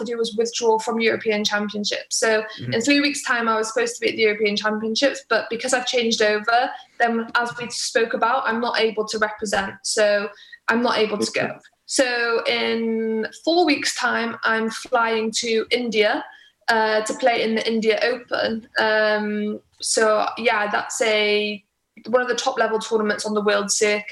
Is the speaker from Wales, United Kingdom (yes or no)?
yes; Pembroke Dock, Wales, United Kingdom; moved away; I love being from Wales. I love being from Pembroke Dock.